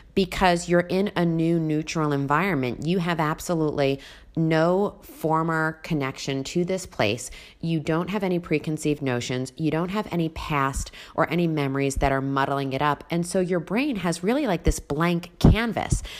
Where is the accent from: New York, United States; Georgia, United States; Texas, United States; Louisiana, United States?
New York, United States; Long Island; moved away as an adult; also born or lived in Las Vegas; when I came from Long Island